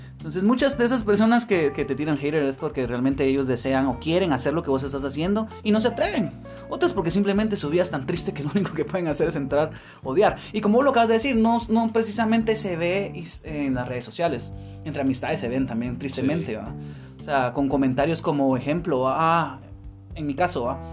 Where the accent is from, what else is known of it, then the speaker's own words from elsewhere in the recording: Guatemala; acá en Guatemala, que nosotros somos de Guatemala